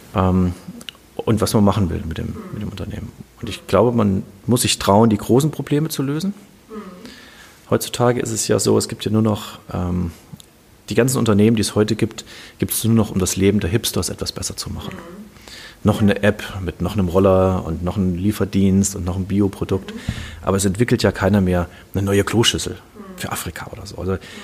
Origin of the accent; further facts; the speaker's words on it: Kassel, Hesse, Germany; Ich komme aus Kassel, bin hier aufgewachsen, habe hier studiert